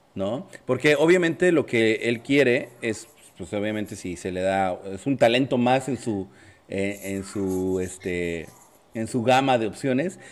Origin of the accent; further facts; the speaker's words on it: Mexico; no somos locales los mexicanos